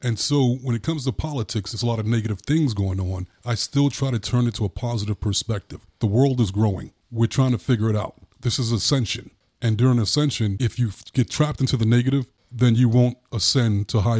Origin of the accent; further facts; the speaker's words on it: New York, United States; I'm from New York. So the Republicans had more of a perspective like, let's go get them.